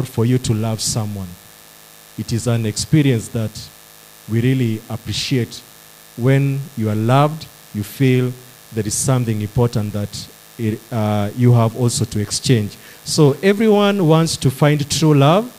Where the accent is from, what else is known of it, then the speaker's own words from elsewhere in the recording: Nyandarua County, Kenya; I come from Nyandarua County. That's where I do my service